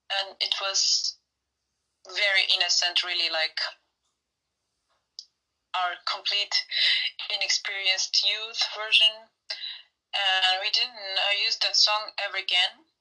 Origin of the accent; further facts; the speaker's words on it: Turkey; Yeah, I was born in Turkey.